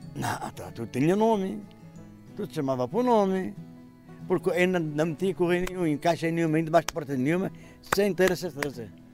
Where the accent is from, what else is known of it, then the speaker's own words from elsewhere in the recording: Penhascoso, Santarém District, Portugal; Nascida em Penhascoso, Conselho de Mação, Distrito de Santarém